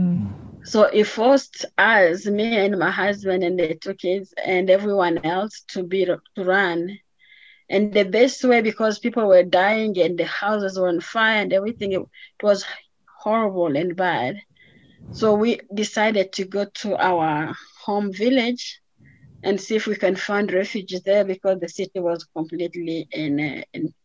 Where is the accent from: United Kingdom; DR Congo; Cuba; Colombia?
DR Congo; moved away as an adult; also born or lived in Atlanta, Georgia; now in Colorado, United States; I was born in the Democratic Republic of Congo, which is in the middle of Africa